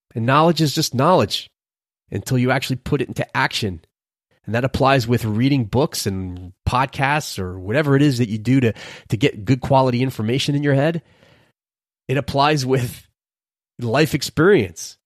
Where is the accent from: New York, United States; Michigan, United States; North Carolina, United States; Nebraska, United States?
New York, United States; New York City; moved away; growing up in Brooklyn, for a period of time in my life